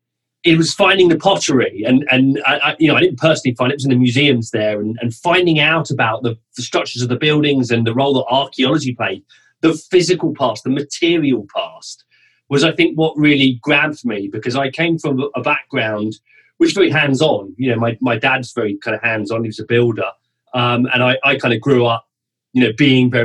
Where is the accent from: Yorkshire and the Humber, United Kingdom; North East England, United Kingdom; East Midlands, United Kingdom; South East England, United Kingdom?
South East England, United Kingdom; I grew up in the southeast of England, so south of London, really, and family from London and Scotland